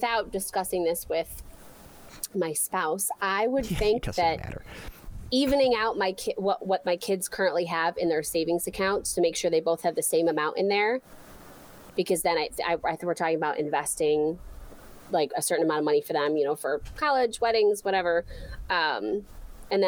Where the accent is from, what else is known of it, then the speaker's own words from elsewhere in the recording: Rochester, New York, United States; I'm from Rochester.